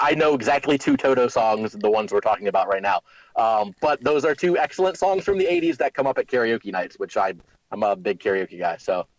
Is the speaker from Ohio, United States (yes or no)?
yes; Youngstown, Ohio, United States; moved away; everybody is dispersed from our hometown. We grew up near Youngstown, Ohio, very deindustrialized city.